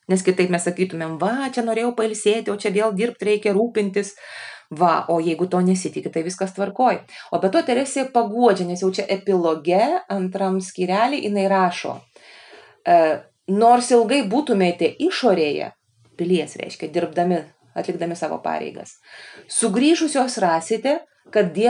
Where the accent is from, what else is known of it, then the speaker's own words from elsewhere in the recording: Lithuania; kai mes lietuviai atvažiuojam